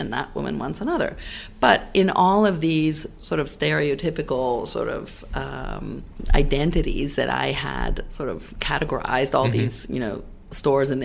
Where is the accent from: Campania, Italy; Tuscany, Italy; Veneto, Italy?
Tuscany, Italy; Florence; also born or lived in Los Angeles, United States; now in New York, United States; when I was growing up in Italy, in Florence, I went to art school and I studied sculpture